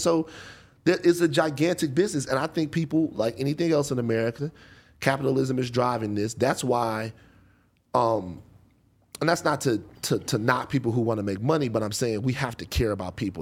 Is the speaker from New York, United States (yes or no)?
no; Baton Rouge, Louisiana, United States; moved away; growing up in Baton Rouge